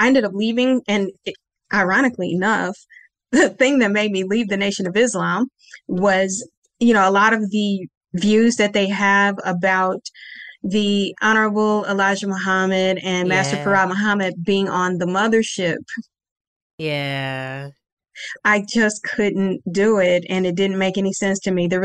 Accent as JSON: {"language": "English", "town": "Kansas City", "country": "United States", "tie": "born or raised there", "also_born_or_lived": "Ringgold, Louisiana", "said": "they all came to Kansas City when I was a baby, and that's where I was born and raised"}